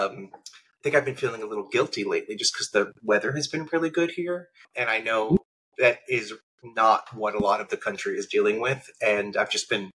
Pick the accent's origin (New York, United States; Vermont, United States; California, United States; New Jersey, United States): New Jersey, United States; central; I grew up in New Jersey, a little small town in central New Jersey